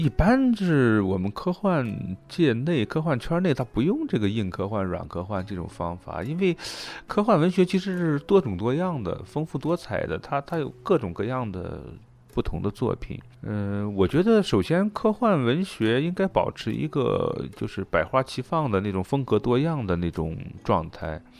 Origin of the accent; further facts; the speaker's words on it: China; 而现在那个雨果奖，他为了因为我是中国人，他特别给那个奖杯做了一个中文的标牌给我寄过来